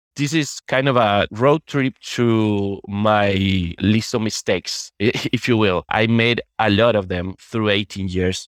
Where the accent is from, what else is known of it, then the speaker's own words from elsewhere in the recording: Uruguay; now in Madrid, Spain; I'm originally from Uruguay, although I'm right now living in Spain, in Madrid.